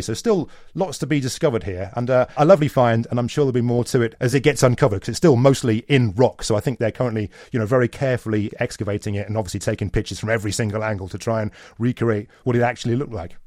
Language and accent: English; Canada; speaking as a Canadian